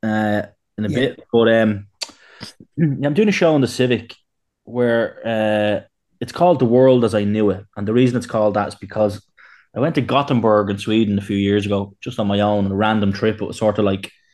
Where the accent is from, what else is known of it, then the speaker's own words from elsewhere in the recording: Dublin, Leinster, Ireland; we grew up together in Glenview on Tala